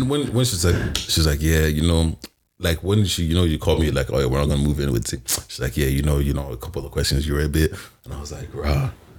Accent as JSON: {"language": "English", "town": "Birmingham", "region": "West Midlands", "country": "United Kingdom", "said": "I'm from Brom."}